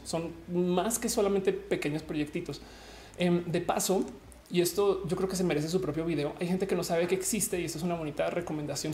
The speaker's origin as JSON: {"language": "Spanish", "region": "Bogotá", "country": "Colombia", "tie": "born or raised there", "moved": "yes", "said": "yo soy rola"}